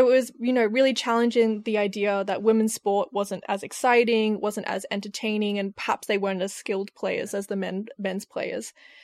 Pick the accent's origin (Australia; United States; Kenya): Australia; now in United Kingdom; I'm an Australian in the UK.